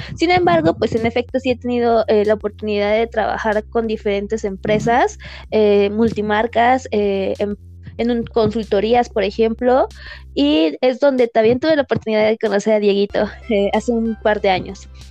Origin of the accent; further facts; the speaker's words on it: Mexico; como mexicanos